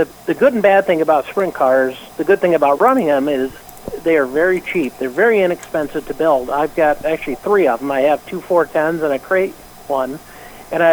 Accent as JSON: {"language": "English", "region": "Pennsylvania", "country": "United States", "tie": "born or raised there", "moved": "yes", "said": "I grew up in Pennsylvania, so we'd go to State Line Speedway"}